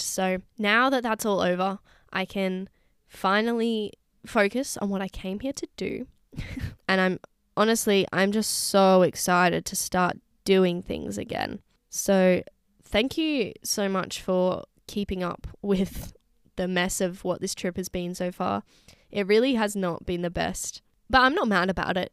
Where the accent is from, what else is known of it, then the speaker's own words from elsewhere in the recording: Secret Harbour, Western Australia, Australia; moved away as an adult; my hometown beach. Not at, you wouldn't catch me at Secret Harbour Beach